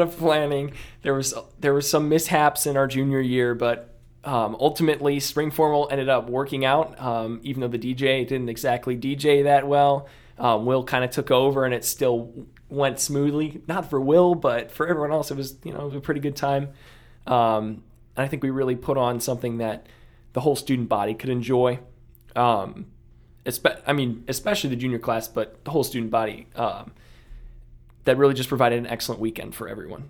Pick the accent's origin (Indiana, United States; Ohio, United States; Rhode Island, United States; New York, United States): Ohio, United States; Akron; I came from Akron